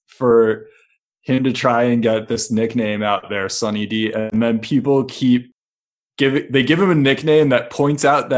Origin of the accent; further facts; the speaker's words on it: Milwaukee, Wisconsin, United States; I drank a lot of Five Alive growing up in Milwaukee.